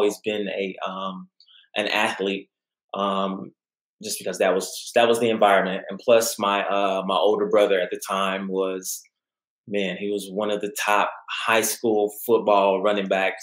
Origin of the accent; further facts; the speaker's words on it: Midland, Texas, United States; I'm originally from Midland, Odessa area.